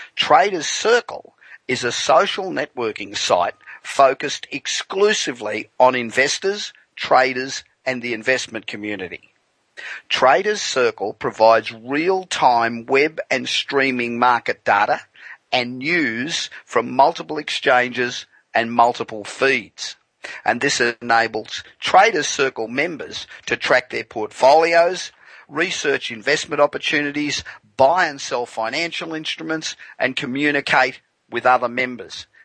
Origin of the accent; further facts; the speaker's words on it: Australia; now in Los Angeles, United States; the Aussies, my original home